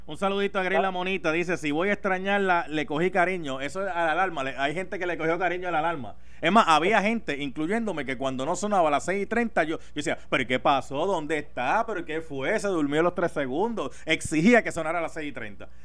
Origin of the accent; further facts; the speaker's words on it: Puerto Rico; somos bien puertorriqueños, somos bien puertorriqueños